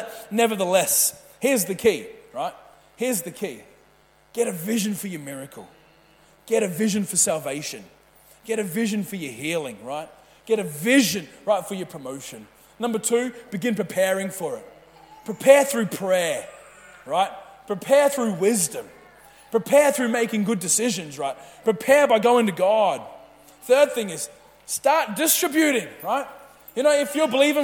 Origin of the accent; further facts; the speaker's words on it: Mackay, Queensland, Australia; moved away; we come from Mackay, is where I grew up, and it's a sugar city, sugar cane everywhere.